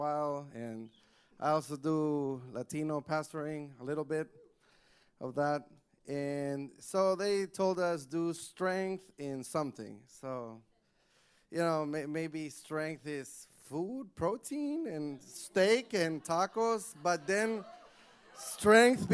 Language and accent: English; Honduras; English is a second language; now in United States; I'm from Honduras, and I went to a bilingual school